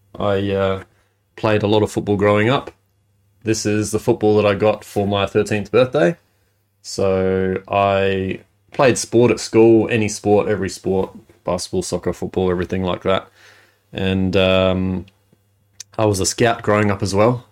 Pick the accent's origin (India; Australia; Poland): Australia; Adelaide, South Australia; I was born in Adelaide